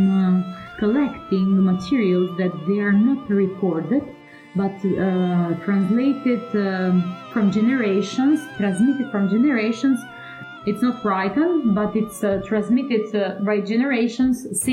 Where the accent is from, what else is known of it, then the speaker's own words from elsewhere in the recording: Kukës, Kukës County, Albania; now in Italy; I founded and directed a festival in Kukës, that is my birthplace